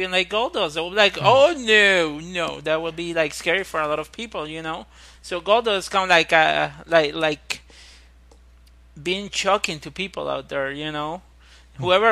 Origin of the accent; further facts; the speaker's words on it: Puerto Rico; I come from Puerto Rico